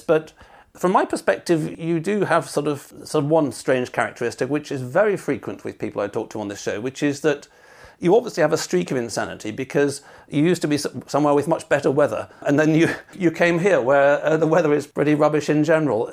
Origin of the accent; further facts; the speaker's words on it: United Kingdom; I'm British